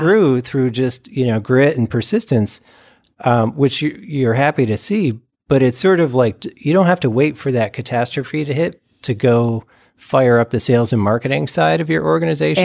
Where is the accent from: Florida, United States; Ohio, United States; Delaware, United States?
Ohio, United States; also born or lived in California; now in West Michigan, United States; I'm from Ohio